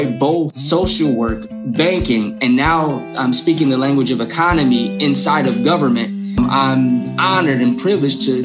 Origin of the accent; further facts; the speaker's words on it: Detroit, Michigan, United States; I'm from Detroit